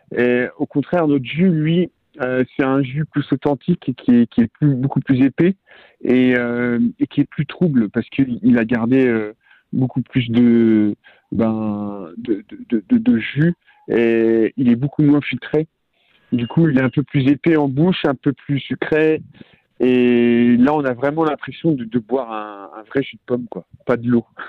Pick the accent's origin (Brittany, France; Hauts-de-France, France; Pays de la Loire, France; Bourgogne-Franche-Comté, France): Brittany, France; Rennes; je suis de Bretagne. Euh, de Rennes exactement, à côté de Rennes, dans la campagne